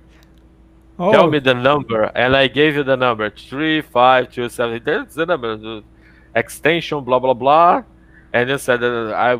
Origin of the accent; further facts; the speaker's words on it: Rio de Janeiro, Brazil; also born or lived in Montreal, Canada / Ouro Preto, Brazil; I'm from Rio, and I study in Rio.